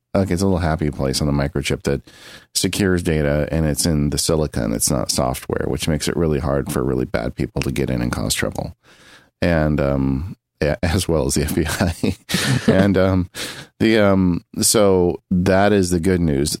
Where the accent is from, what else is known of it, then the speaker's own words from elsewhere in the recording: San Bernardino County, California, United States; I grew up in San Bernardino County. That's where I grew up